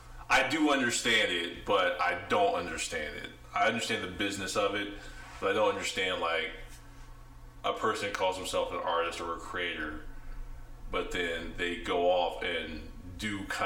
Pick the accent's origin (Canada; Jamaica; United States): United States; Midwest; I'm from the Midwest.